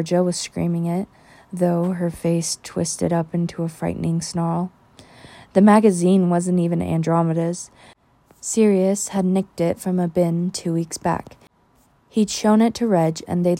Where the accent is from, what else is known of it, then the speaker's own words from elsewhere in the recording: United States; I am American